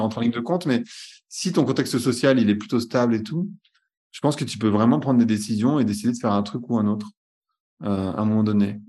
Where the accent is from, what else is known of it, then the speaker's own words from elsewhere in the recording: France; je suis né en France